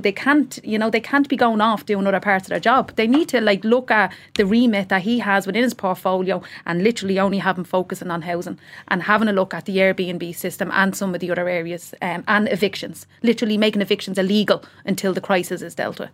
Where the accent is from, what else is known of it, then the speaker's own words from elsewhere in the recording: Dublin, Leinster, Ireland; also born or lived in Tallaght; we came from Ballymun, so we, I was in Ballymun Flats